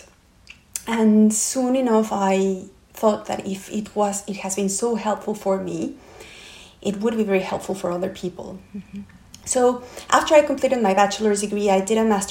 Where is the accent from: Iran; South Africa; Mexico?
Mexico; Mexico City; moved away as an adult; also born or lived in Brazil; now in London, United Kingdom; I'm from Mexico City